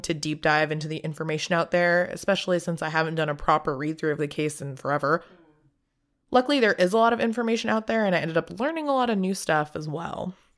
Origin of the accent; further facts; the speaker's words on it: Southern California, United States; growing up in Southern California